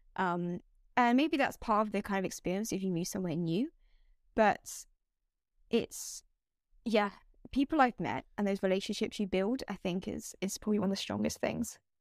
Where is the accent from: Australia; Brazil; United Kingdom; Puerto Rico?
United Kingdom; moved away as an adult; also born or lived in China / Japan; I'm British. I'm from this town in the UK.